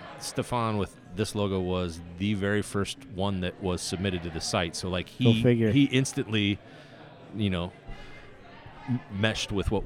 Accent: Bulgaria; English is a second language; now in Russia; I live in Russia, and I'm from Bulgaria, and I, can speak and type English, no problem

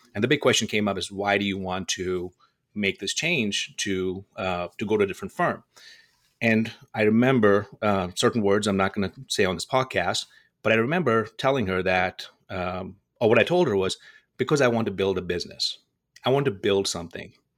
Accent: Dubai, United Arab Emirates; moved away as an adult; also born or lived in India; now in Las Vegas, United States; I was born in India, and I was raised in Dubai

